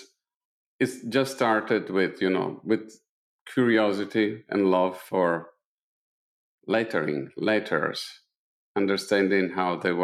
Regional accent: Italy; English is a second language; moved away; being an Italian living in Italy in the 70s and the 80s

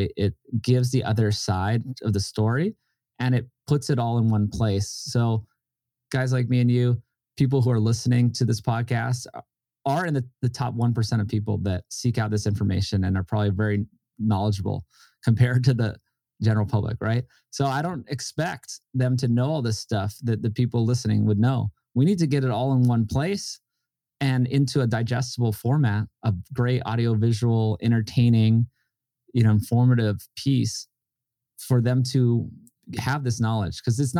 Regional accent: Hawaii, United States; And we're just doing it with me and a guy I grew up with in Hawaii, who's an amazing director and editor.

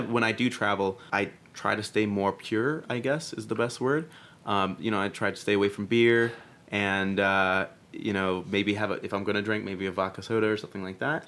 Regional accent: Boston, Massachusetts, United States; moved away as an adult; now in New York, United States; I'm actually from Boston

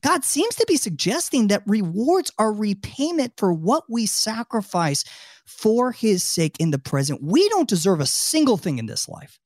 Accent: Tampa, Florida, United States; also born or lived in Washington, D.C.; my hometown of Tampa, Florida

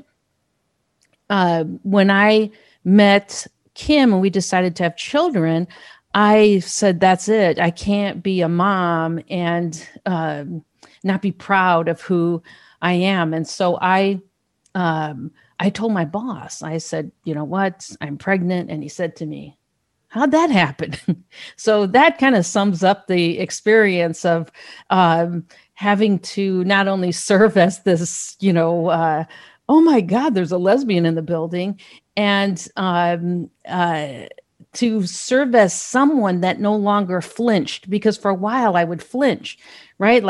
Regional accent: Gary, Indiana, United States; I grew up in Gary, Indiana.

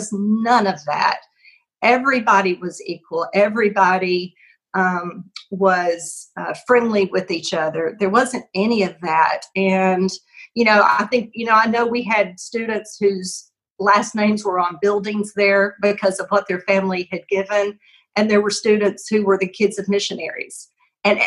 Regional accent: Pine Bluff, Arkansas, United States; I came from Pine Bluff High School

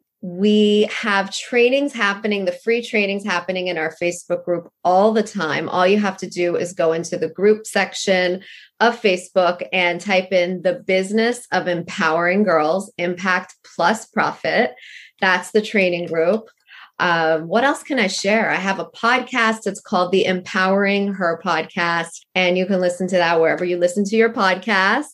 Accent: Canada; I'm from Canada

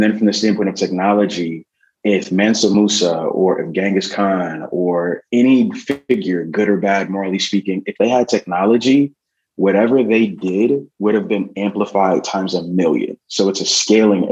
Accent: Milwaukee, Wisconsin, United States; growing up in Milwaukee, Wisconsin

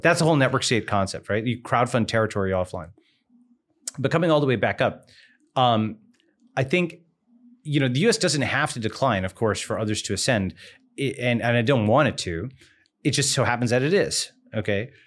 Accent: Long Island, New York, United States; moved away; born on Long Island, grew up in New York

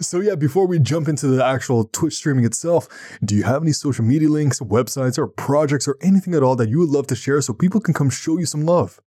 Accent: Ottawa, Ontario, Canada; I'm from Ottawa

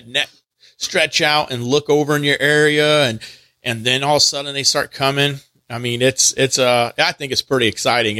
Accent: Texas, United States; now in North Carolina, United States; I grew up in Texas

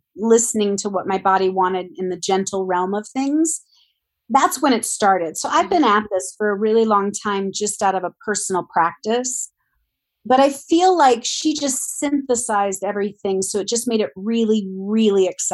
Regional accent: Ohio, United States; moved away; I grew up in Ohio

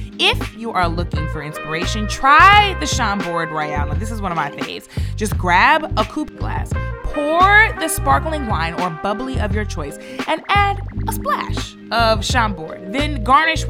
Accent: St. Louis, Missouri, United States; leaving my hometown of St. Louis

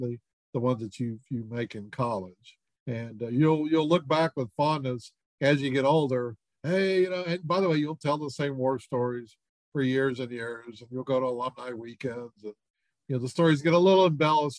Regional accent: Houston, Texas, United States; a guy I grew up with in Houston

